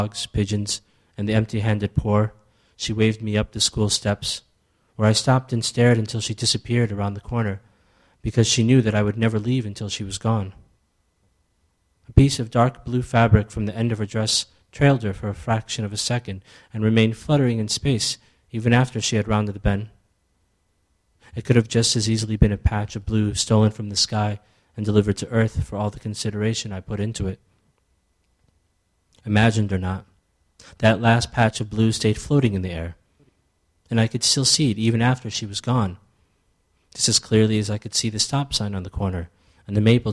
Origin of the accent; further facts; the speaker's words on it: United States; also born or lived in Ethiopia; growing up in America but still being born in Ethiopia